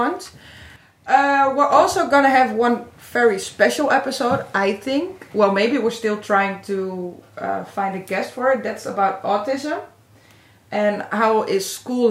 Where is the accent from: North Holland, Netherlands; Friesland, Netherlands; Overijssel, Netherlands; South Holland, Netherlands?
Friesland, Netherlands; we're three people from Friesland.